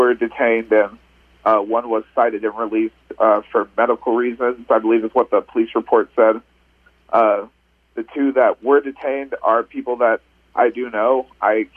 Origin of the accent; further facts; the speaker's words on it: Arizona, United States; now in Oregon, United States; I grew up in Arizona